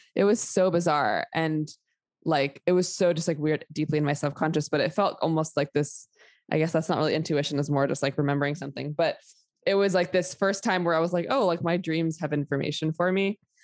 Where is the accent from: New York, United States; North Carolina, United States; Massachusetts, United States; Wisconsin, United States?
New York, United States; New York City; I grew up in New York City during a 9 11. I was like eight years old and lived like within evacuation zone in Manhattan